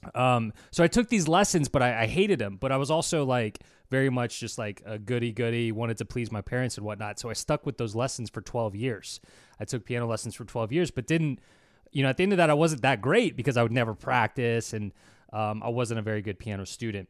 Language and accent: English; New Orleans, Louisiana, United States; now in Baton Rouge, United States; born and raised in New Orleans